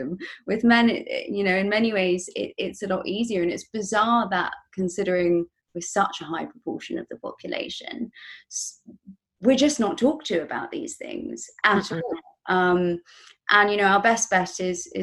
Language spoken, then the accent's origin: English; England, United Kingdom; I come from England, right? We're well known for being very uptight